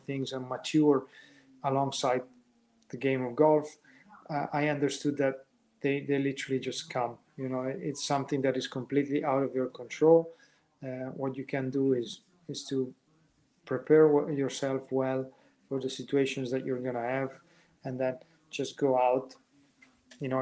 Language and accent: English; Verona, Veneto, Italy; I grew up basically where I still live. Verona is my hometown